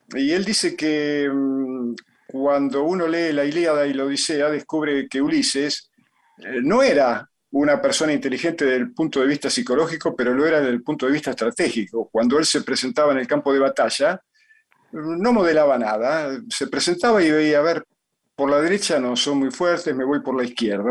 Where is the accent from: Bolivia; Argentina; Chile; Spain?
Argentina; Yo nací en Argentina porque, bueno, porque mi mamá estaba acá